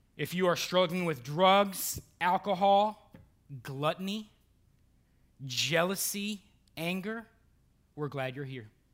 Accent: Burton, Ohio, United States; moved away; I have lifelong friends, uh, from, from Cleveland, Ohio, and, and my hometown

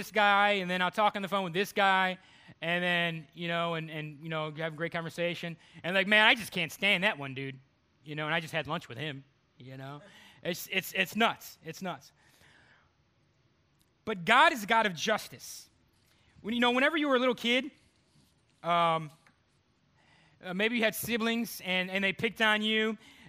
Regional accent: Cleveland, Ohio, United States; moved away as an adult; also born or lived in Texas; now in North Carolina, United States; I'm from Cleveland, Ohio.

